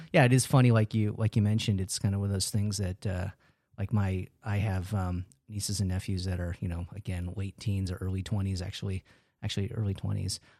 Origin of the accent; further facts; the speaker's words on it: New York, United States; moved away; I'm originally from New York